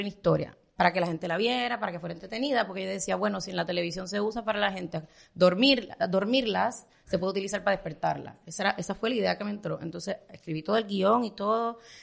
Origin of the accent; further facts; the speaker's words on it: Puerto Rico; moved away as an adult; now in Miami, United States; yo era chiquita en Puerto Rico